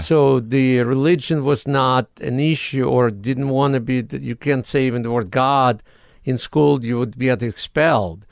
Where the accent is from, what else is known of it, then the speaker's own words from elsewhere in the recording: Odesa, Odesa Oblast, Ukraine; English is a second language; moved away as an adult; now in United States; I'm from Odessa, Ukraine.